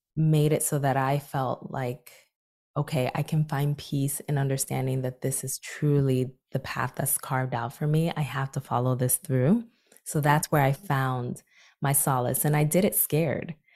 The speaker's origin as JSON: {"language": "English", "town": "Newark", "region": "New Jersey", "country": "United States", "tie": "born or raised there", "said": "volunteering in my hometown of Newark, New Jersey"}